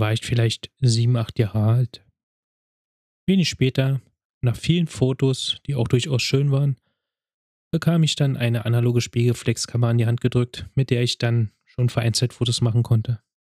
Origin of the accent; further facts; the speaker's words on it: Berlin, Germany; Ich wurde 1985 in Berlin geboren, bin dort auch aufgewachsen